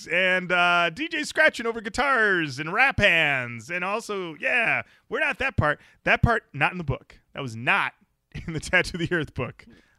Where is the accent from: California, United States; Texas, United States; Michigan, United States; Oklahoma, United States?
Michigan, United States; I was born in Michigan?